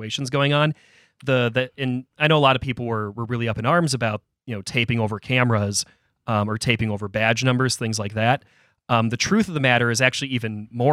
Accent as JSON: {"language": "English", "town": "Chagrin Falls", "region": "Ohio", "country": "United States", "tie": "born or raised there", "said": "my hometown of Chagrin Falls, Ohio"}